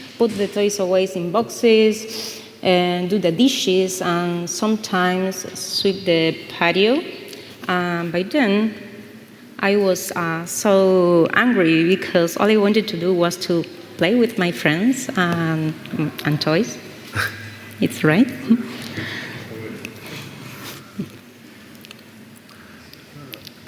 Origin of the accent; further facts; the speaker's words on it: Buenos Aires, Argentina; I'm from Buenos Aires, Argentina